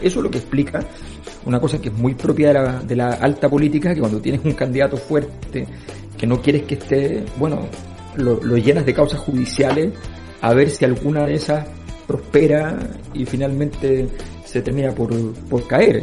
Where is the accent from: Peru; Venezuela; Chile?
Chile; los chilenos decíamos